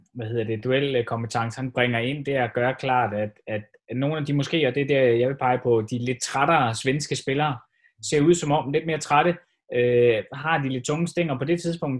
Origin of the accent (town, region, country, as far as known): Denmark